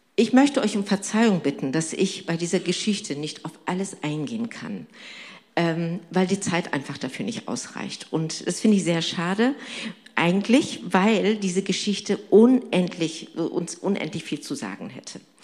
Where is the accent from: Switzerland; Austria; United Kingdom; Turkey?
Turkey; now in Germany; ich bin gebürtig Türkin und komme aus einem islamischen Hintergrund